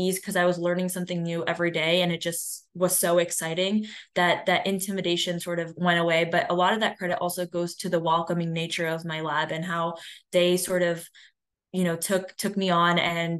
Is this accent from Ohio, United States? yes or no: yes; Cleveland, Ohio, United States; I'm from Cleveland, Ohio